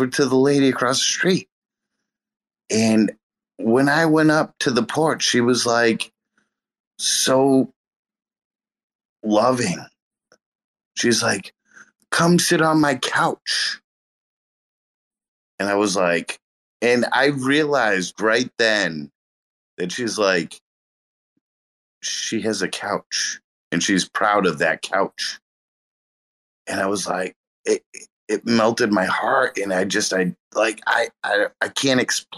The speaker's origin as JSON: {"language": "English", "region": "Massachusetts", "country": "United States", "said": "I'm in New England. I'm from Massachusetts."}